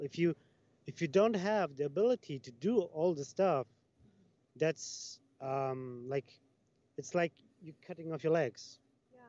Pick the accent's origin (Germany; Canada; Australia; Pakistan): Germany; also born or lived in Italy; I'm from Germany. I'm Italian